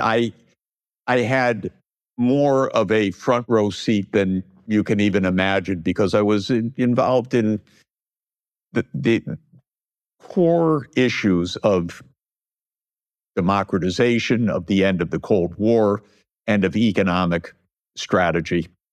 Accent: United States; I'm an American

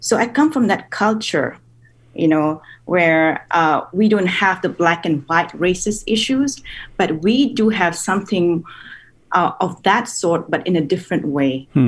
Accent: New Delhi, Delhi, India; moved away as an adult; now in United States; I grew up in the capital in India, in New Delhi

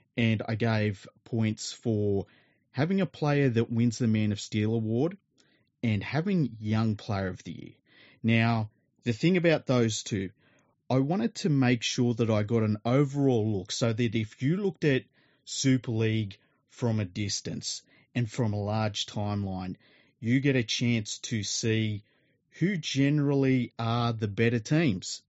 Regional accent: Australia; as an Australian

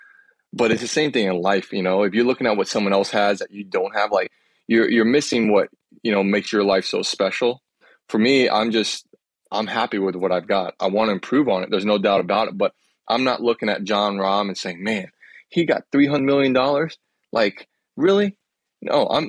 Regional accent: Grant, Florida, United States; I grew up in Grant, Florida

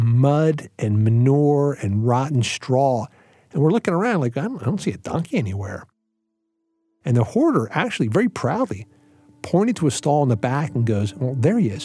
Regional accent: Philadelphia, Pennsylvania, United States; moved away as an adult; now in Lancaster County, United States; I grew up in Philadelphia

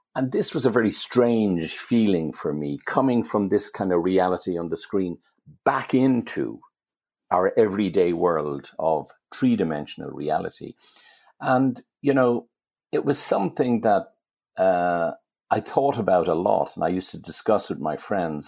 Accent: Dublin, Leinster, Ireland; when I was growing up in Dublin

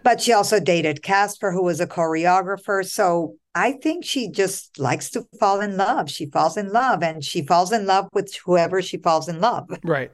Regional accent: Colombia; now in United States; I'm not from the US US. I'm born and raised in Colombia.

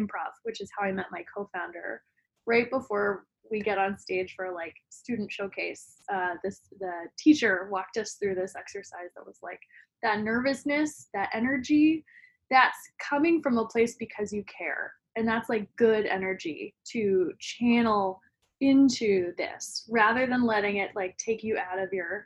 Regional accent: Denton, Texas, United States; I'm originally from Denton, Texas, which is about 30 minutes north of Dallas, and definitely strongly identify as a Texan

